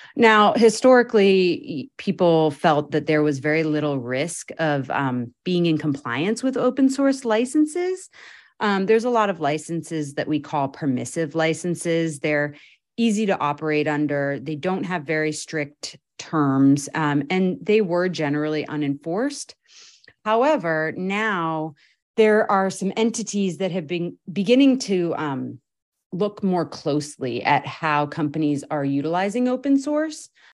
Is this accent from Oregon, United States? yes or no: yes; Oregon, United States; also born or lived in New York City / Boston; now in East Bay, United States; I am a West Coaster. I was born in Oregon